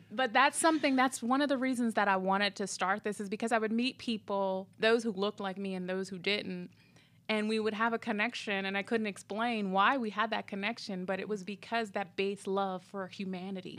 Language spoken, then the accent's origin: English; Minneapolis, Minnesota, United States; moved away; also born or lived in Illinois; I grew up part of my time in, in, in Minneapolis.